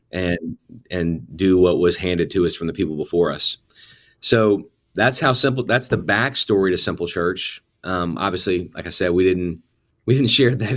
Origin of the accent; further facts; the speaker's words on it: New Orleans, Louisiana, United States; moved away as an adult; I grew up in the New Orleans area and stayed there all the way through high school graduation